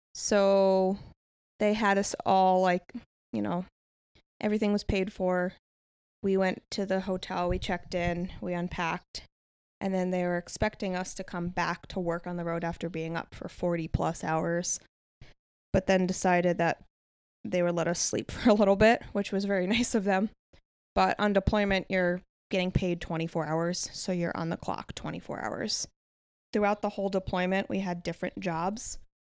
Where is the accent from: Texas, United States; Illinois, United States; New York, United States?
New York, United States; about forty minutes north of Manhattan; moved away; I was born and raised in New York, about forty minutes north of Manhattan.